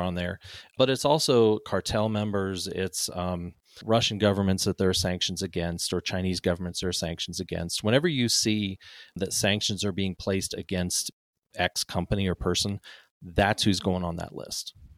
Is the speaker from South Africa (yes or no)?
yes; Cape Town, Western Cape, South Africa; now in United States; I grew up in Cape Town, South Africa.